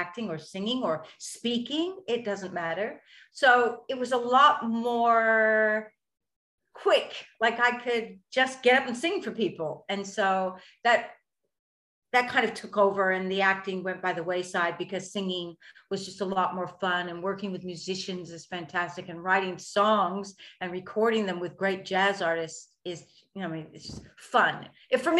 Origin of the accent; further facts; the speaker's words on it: United States; also born or lived in London, United Kingdom; now in Australia; I was born in America and I did my acting training in London